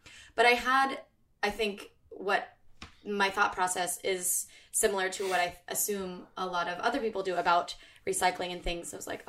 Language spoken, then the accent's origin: English; California, United States; now in New York, United States; And only because we're from California, I know.